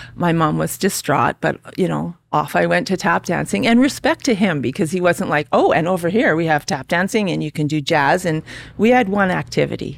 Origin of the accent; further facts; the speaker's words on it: Calgary, Alberta, Canada; also born or lived in Regina, Saskatchewan; I grew up in Calgary. Well, actually, I was born in Regina. Three years old, my parents moved to Calgary with our family.